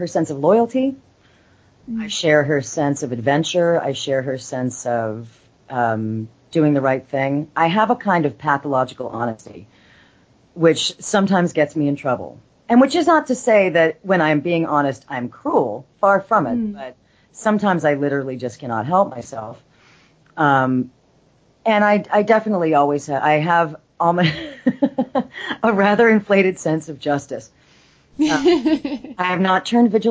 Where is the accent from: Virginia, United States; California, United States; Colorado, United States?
California, United States; Los Angeles; I'm actually born and raised in Los Angeles